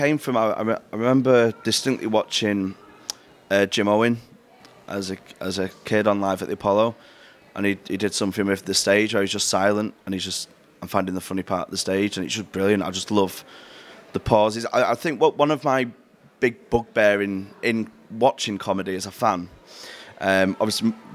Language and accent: English; Manchester, North West England, United Kingdom; I'm from Manchester, tell from the accent